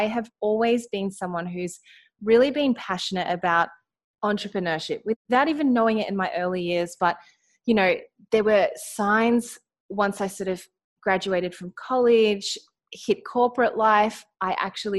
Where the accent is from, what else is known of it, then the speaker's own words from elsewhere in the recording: Australia; accent: Australian; I am in Australia. You might be able to hear it in my accent.